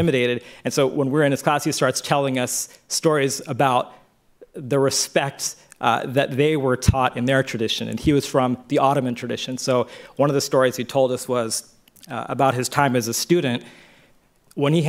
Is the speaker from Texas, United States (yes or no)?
yes; Dallas, Texas, United States; I grew up in Texas and in the Dallas area.